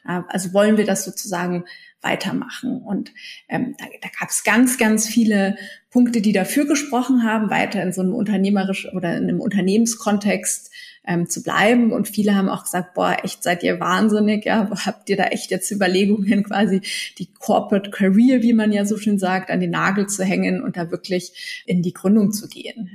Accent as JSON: {"language": "German", "town": "Munich", "region": "Bavaria", "country": "Germany", "tie": "born or raised there", "said": "ich bin aufgewachsen im Münchner Süden in Alperlach"}